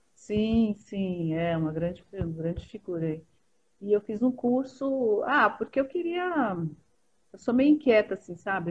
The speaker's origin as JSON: {"language": "Portuguese", "region": "São Paulo", "country": "Brazil", "tie": "born or raised there", "said": "Sou paulistana aqui, sempre, a vida toda aqui"}